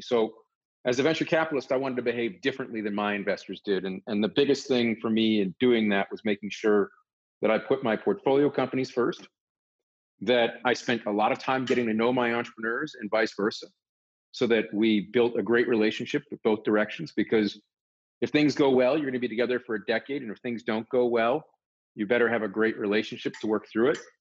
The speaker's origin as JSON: {"language": "English", "region": "Northern Virginia", "country": "United States", "tie": "born or raised there", "said": "I grew up in Northern Virginia"}